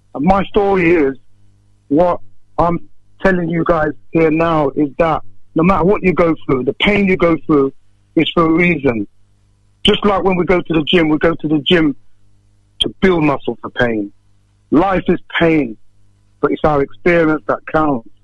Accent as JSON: {"language": "English", "town": "Northampton", "region": "East Midlands", "country": "United Kingdom", "tie": "born or raised there", "said": "growing up in Northampton many years ago"}